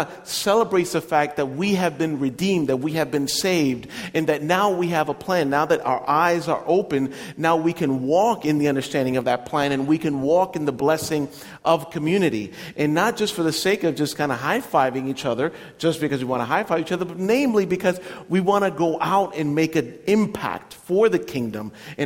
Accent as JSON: {"language": "English", "country": "Puerto Rico", "tie": "born or raised there", "moved": "as an adult", "lives_now": "United States", "said": "Growing up in Puerto Rico was a little bit difficult to grow up with it because it's an Italian last name"}